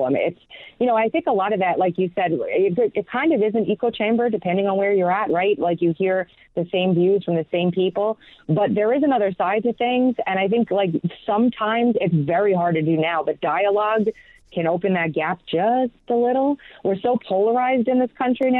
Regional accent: New York, United States; now in South Carolina, United States; I'm from New York originally. I moved out of there down to South Carolina, where I'm at now

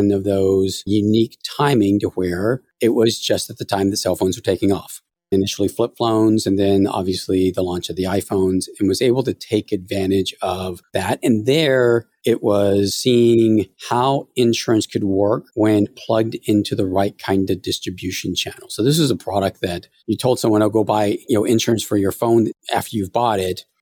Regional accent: Half Moon Bay, California, United States; also born or lived in San Francisco; I was born in San Francisco, went to high school in Half Moon Bay

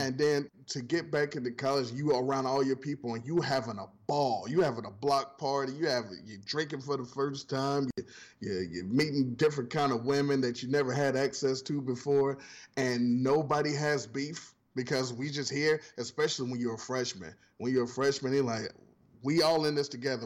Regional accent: Ohio, United States; I'm coming from Ohio

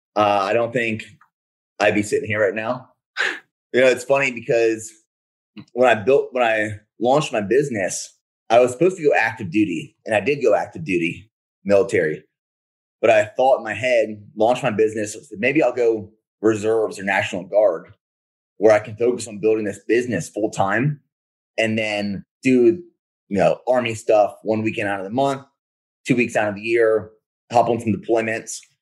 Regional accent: Pennsylvania, United States; I'm from Pennsylvania originally

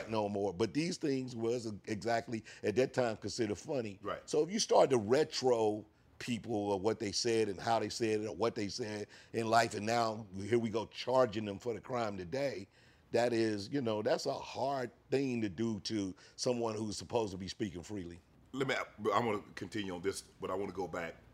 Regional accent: St. Louis, Missouri, United States; growing up in St. Louis

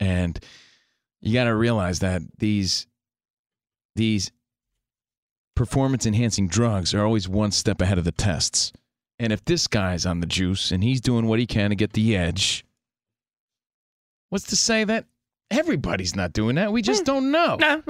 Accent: East Coast, United States; now in Los Angeles, United States; We're from the East Coast. We're out here in L.A.

